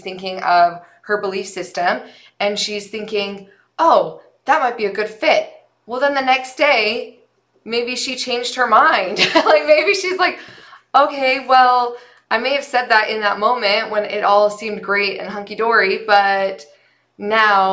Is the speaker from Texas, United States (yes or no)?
no; St. George, Utah, United States; we both grew up in southern Utah.